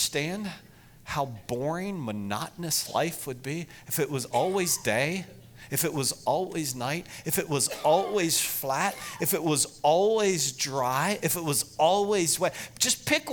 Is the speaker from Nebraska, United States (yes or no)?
no; Lancaster County, Pennsylvania, United States; moved away as an adult; also born or lived in Estes Park, Colorado; grew up in Lancaster County, Pennsylvania